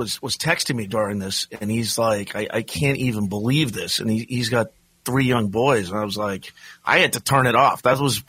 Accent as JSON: {"language": "English", "town": "Boston", "region": "Massachusetts", "country": "United States", "said": "I'm Irish and I'm from Boston."}